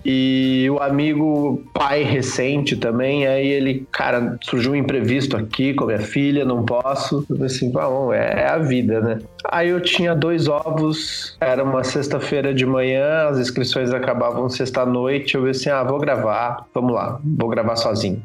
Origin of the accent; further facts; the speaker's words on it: Santa Maria, Rio Grande do Sul, Brazil; now in São Paulo, Brazil; fui pra Santa Maria só pra recuperar o sotaque